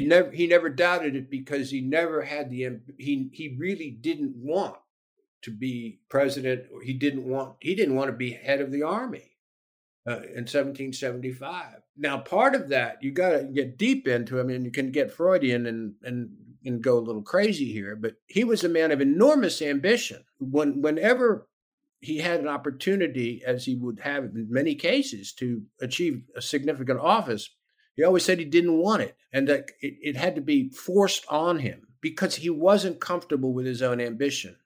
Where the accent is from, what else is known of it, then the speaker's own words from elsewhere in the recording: Alexandria, Virginia, United States; I was born and raised in Alexandria, Virginia